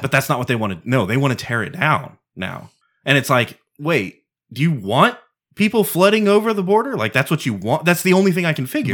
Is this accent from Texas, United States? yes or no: yes; Texas, United States; Texan first, I'm an American second